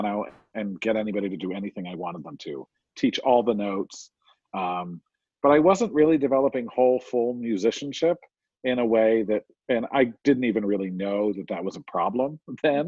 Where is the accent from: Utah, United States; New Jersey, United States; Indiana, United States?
New Jersey, United States; I was raised in New Jersey.